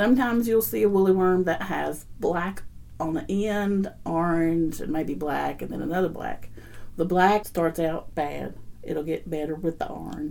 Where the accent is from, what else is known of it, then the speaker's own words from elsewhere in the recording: Marion, Virginia, United States; now in Rockford, Tennessee; I'm from Southwest Virginia. Well, our address was Marion, Virginia off of 81. And so that's where I grew up and I learned what I know.